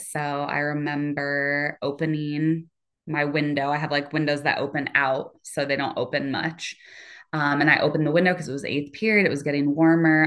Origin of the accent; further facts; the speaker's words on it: Cedar Rapids, Iowa, United States; I am from Cedar Rapids, Iowa